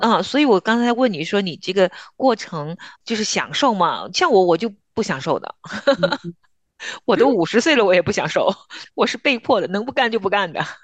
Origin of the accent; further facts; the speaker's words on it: northern China, China; 我们也是北方人嘛，我其实在我家乡包饺子也会放虾皮儿的